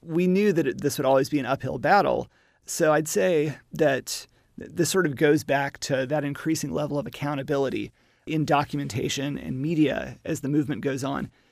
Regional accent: Little Rock, Arkansas, United States; also born or lived in Alabama; I am a Southerner from Arkansas, but I also grew up in Alabama

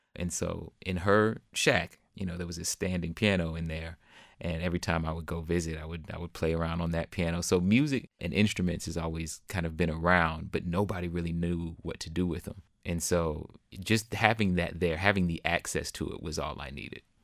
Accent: Jacksonville, Florida, United States; now in Austin, United States; my hometown of Jacksonville, Florida

